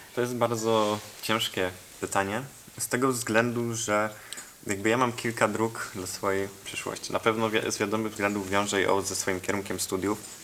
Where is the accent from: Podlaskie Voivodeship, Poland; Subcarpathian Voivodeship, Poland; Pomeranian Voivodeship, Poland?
Subcarpathian Voivodeship, Poland; Mielec; also born or lived in Warsaw; ja pochodzę z Mielca, tam mieszkam połowę tygodnia, drugą połowę tygodnia jestem w Warszawie, bo tam studiuję